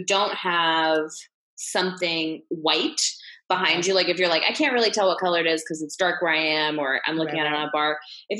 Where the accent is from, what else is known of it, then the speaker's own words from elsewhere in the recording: Midwest, United States; And, you know, I'm from the Midwest. So I thought that coming back wasn't going to be like that scary.